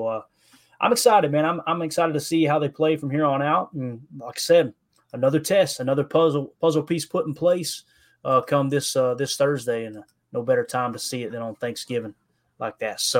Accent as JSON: {"language": "English", "region": "the South", "country": "United States", "tie": "born or raised there", "said": "Growing up in the South"}